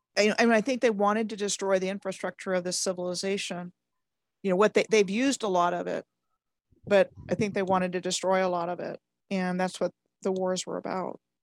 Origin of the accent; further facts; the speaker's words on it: Maryland, United States; I grew up in Maryland